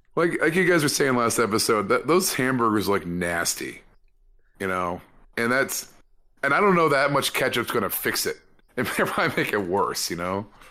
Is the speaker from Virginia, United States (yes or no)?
no; California, United States; as a Californian